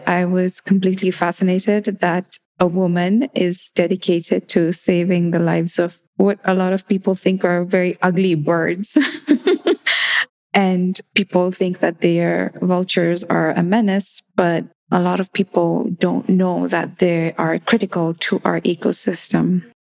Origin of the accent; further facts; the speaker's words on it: Nairobi, Kenya; growing up in Nairobi, we mostly heard, we were taught in Swahili in primary school and then in, as well as in English. And most of the tribes that we had an opportunity to interact with were, quote unquote, the more common tribes like the Kikuyu, Luya, Luo